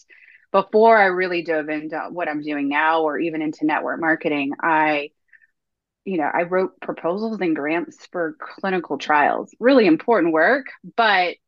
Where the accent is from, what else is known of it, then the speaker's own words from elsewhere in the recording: North Carolina, United States; I'm born and raised in North Carolina. I've never left the state ever, probably never will